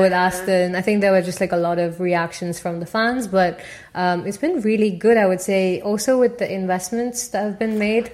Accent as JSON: {"language": "English", "region": "Tamil Nadu", "country": "India", "also_born_or_lived": "Paris, France", "first_language": "Tamil", "second_language": "English", "moved": "as an adult", "lives_now": "Midlands, United Kingdom", "said": "my uh, state, which is Tamil Nadu"}